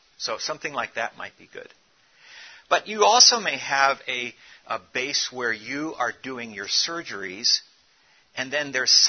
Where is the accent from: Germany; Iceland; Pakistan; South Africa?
South Africa; But what my experience is growing up in Africa, I'm from South Africa